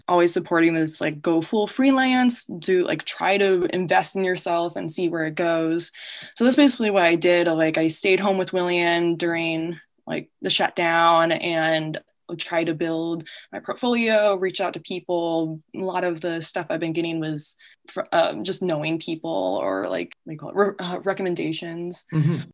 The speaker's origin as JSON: {"language": "English", "town": "Peoria", "region": "Illinois", "country": "United States", "tie": "born or raised there", "also_born_or_lived": "Quad Cities", "said": "born and raised in Peoria, Illinois"}